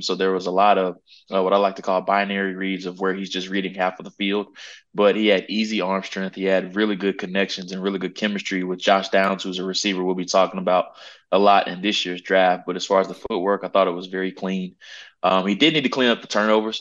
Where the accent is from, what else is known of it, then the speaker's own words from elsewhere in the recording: Charlotte, North Carolina, United States; I'm from the Charlotte area